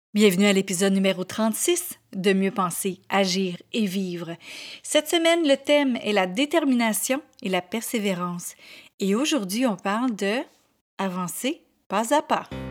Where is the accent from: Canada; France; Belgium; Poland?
Canada; Quebec; accent: Québécois; j'étais vraiment très, très, très à la québécoise avec autant mon accent qu'avec mes expressions